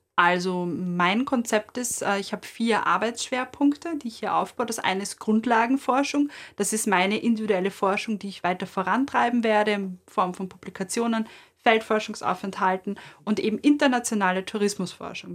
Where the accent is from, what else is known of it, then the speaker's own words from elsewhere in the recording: Vienna, Austria; als Wienerin